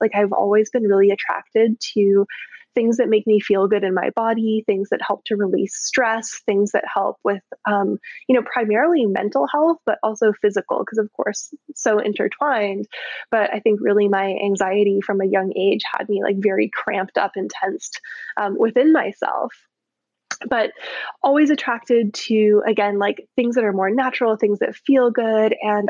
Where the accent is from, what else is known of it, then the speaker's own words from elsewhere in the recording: Baden-Württemberg, Germany; also born or lived in Canada; So I was born in Canada. We moved to Germany when I was 11, just turned 11, and lived in this region in the very south of Germany on the border of Austria and Switzerland where there's this gorgeous lake and rolling hills and orchards and vineyards